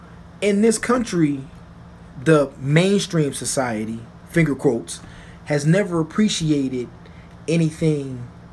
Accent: Germany; also born or lived in Japan; I'm coming from Germany, which in the throngs of history was still kind of a, I won't say new society

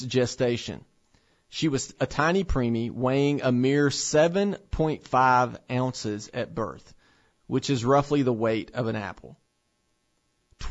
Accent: Tennessee, United States; here in my home state of Tennessee

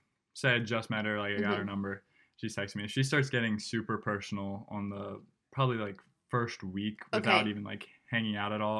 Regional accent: Detroit, Michigan, United States; moved away; I'm from Detroit, Michigan, and I'm a sophomore at Stanford.

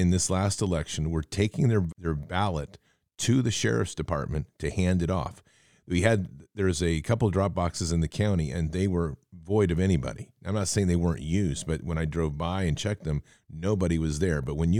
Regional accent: Oregon, United States; I'm from Oregon

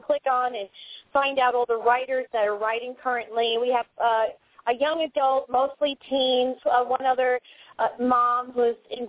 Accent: New York, United States; I'm from New York

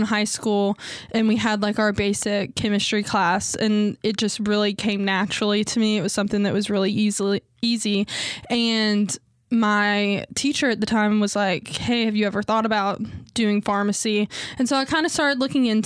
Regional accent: Owensboro, Kentucky, United States; also born or lived in Birmingham, Alabama; I grew up in Owensboro. I wasn't born here. I moved here when I was 2

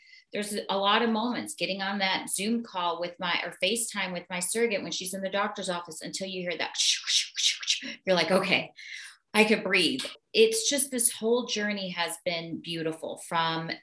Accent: Arkansas, United States; moved away; I grew up in Arkansas

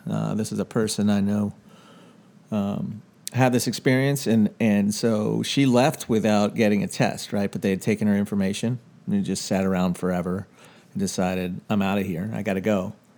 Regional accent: Washington, District of Columbia, United States; moved away as an adult; I grew up in Washington, D C. I lived there for the first eighteen years of my life

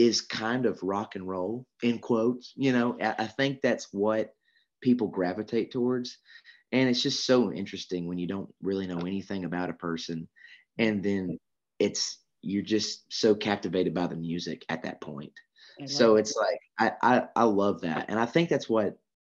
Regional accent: Georgia, United States; I'm from Georgia

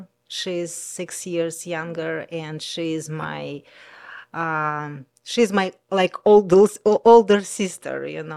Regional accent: Kaliningrad, Kaliningrad Oblast, Russia; English is a second language; moved away as an adult; I grew up on Baltic Sea.

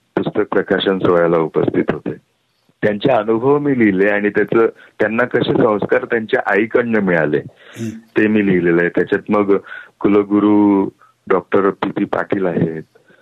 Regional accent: Karankhede, Maharashtra, India; बोरी नदीच्या काठी करणखेडे नावाचं आमचं मूळ गाव

